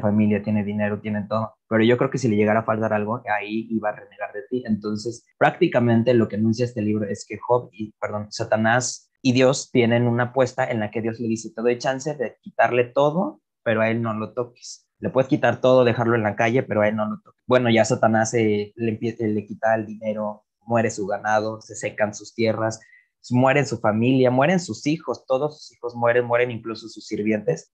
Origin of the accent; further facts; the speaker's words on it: Iguala, Guerrero, Mexico; also born or lived in Cuernavaca; no soy de la Ciudad de México, vivo en la Ciudad de Iguala, de Cuernavaca y soy de Iguala